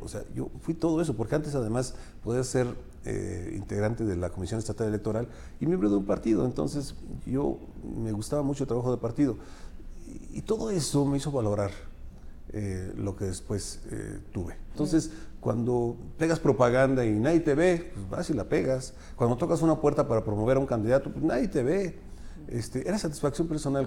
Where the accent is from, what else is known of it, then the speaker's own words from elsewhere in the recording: Pachuca, Hidalgo, Mexico; also born or lived in Atotonilco de Tula, Hidalgo; yo recuerdo cuando llegué a Pachuca a los seis años, o sea, nací en Pachuca, nos fuimos para allá y luego regresé